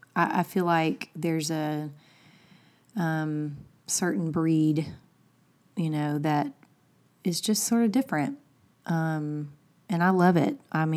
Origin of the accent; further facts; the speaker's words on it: Alabama, United States; I'm like, it's because she's from Milwaukee and I'm from Alabama.